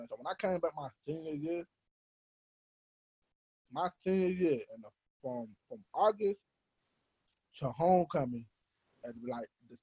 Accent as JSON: {"language": "English", "town": "Atlanta", "region": "Georgia", "country": "United States", "said": "we're from Atlanta. So, we're from Black Hollywood."}